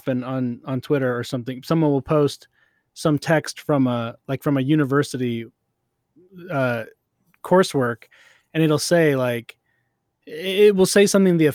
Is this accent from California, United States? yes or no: no; Utah, United States; I mostly went to elementary school in Utah